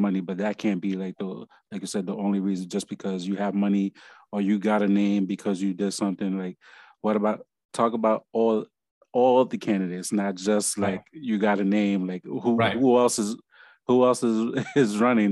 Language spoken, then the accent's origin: English; New York, United States; moved away; I'm from New York